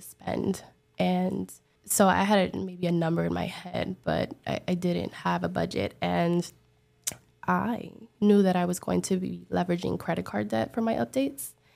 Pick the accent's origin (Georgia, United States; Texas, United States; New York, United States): New York, United States; New York City; now in Miami, United States; I'm from the Bronx, but I now live in Miami